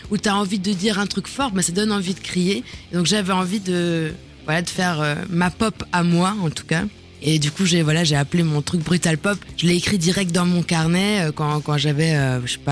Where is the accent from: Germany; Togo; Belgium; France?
Germany; moved away; j'ai grandi en Allemagne